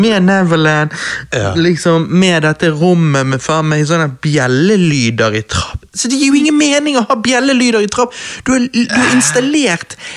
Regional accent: Norway; vi er to gutter fra Norge

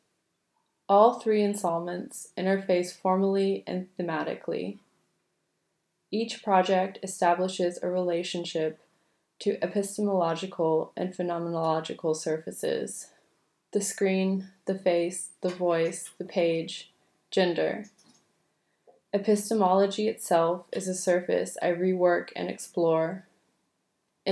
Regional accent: New York, United States; accent: New York; moved away as an adult; also born or lived in London; my New York accent had become anglicized

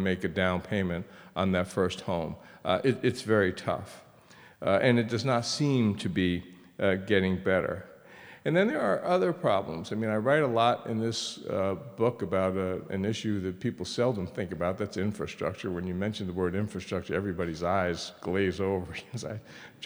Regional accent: United States; My sister and I grew up in a period when it was probably the best time to be growing up in America

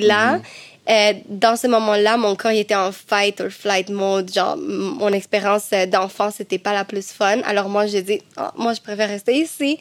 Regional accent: Cuba; moved away; Chez moi, à Cuba, ma famille

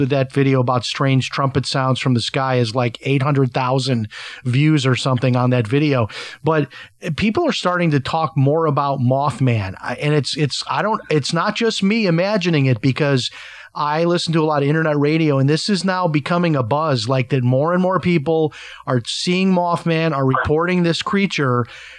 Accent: Chicago, Illinois, United States; I have a lot of family in Chicago. I'm from Chicago

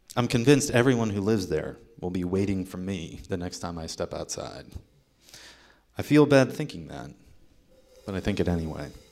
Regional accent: Ohio, United States; moved away; Ohio, my home state

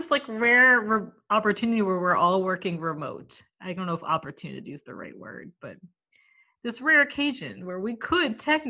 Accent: Maine, United States; moved away as an adult; now in Los Angeles, United States; I live in Los Angeles, but I'm from Maine and all my family is in Maine. So I drove from Los Angeles back to Maine. I'm in Portland, Maine right now in an Airbnb

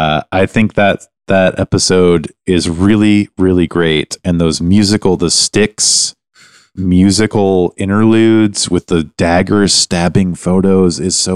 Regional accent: Canada; We're Canadian.

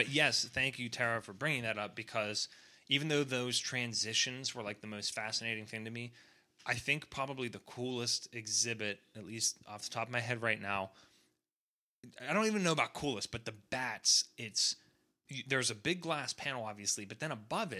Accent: Atlanta, Georgia, United States; but we're being from Atlanta. That's like the best aquarium in the world

